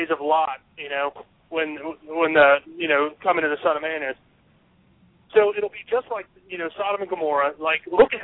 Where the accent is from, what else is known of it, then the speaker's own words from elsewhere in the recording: United States; I'm an American.